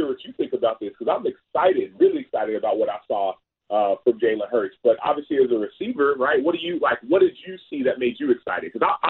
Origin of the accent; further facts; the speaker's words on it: Dallas, Texas, United States; I grew up in Dallas